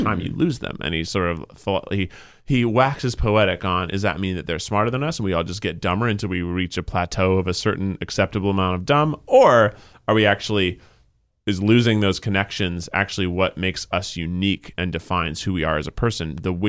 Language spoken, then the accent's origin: English; the South, United States; I am from the South.